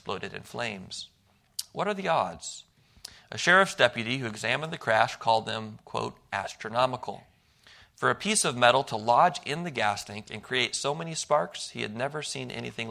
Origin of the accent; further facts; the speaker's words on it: Milwaukee, Wisconsin, United States; moved away; I grew up in Milwaukee, Wisconsin